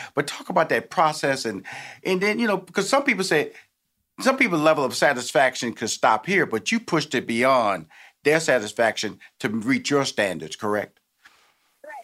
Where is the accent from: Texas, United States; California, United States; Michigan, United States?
Texas, United States; born or raised there; now in Atlanta, United States